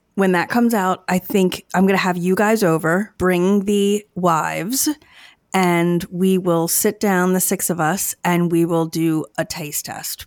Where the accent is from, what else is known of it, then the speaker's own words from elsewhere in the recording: Chester County, Pennsylvania, United States; I grew up in Chester County